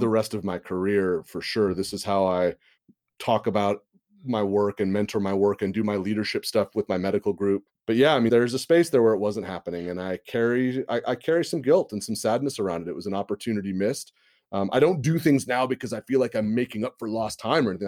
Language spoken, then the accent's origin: English; Santa Rosa area, California, United States; I live in my hometown. I live where I grew up. The Tubbs Fire of twenty seventeen have burned half my high school.